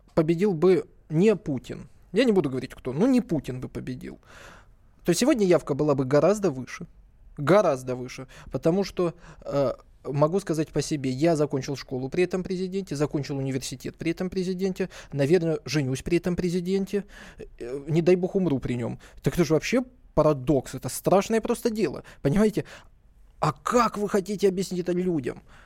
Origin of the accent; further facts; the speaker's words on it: Blagoveshchenka, Kabardino-Balkaria, Russia; мое родное село.